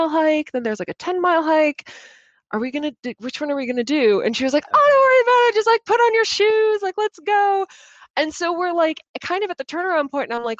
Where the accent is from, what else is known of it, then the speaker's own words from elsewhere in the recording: Chicago, Illinois, United States; accent: center of America accent; now in Boston, United States; I am originally from Chicago